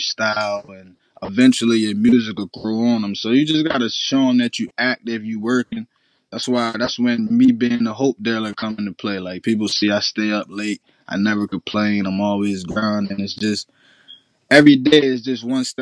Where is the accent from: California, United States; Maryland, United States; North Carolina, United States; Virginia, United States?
Maryland, United States; Cambridge; I'm from Cambridge, Maryland.